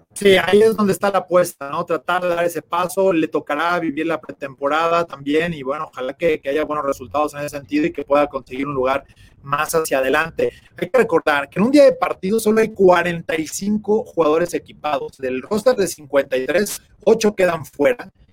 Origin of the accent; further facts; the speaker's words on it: Mexico; qué satisfacción como mexicanos